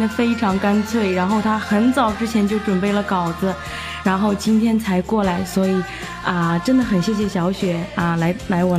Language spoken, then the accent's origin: Chinese; Quanjiao, Anhui, China; moved away as an adult; now in Xiamen, China; 我是那个安徽滁州的，